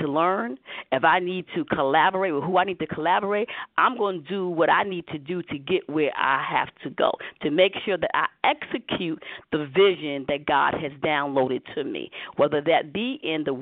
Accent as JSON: {"language": "English", "town": "New York City", "region": "New York", "country": "United States", "accent": "New York", "said": "I'm from Harlem, USA"}